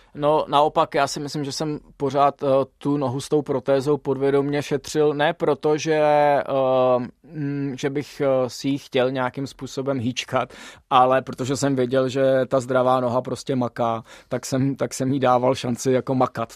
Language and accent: Czech; Czechia; jsem jako Čech mohl jezdit za reprezentaci Dominikánské